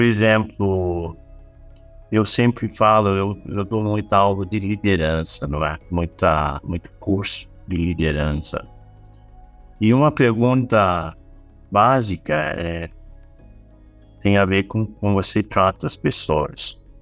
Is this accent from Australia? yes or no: yes; Australia; Portuguese is a second language; moved away; eu sou australiano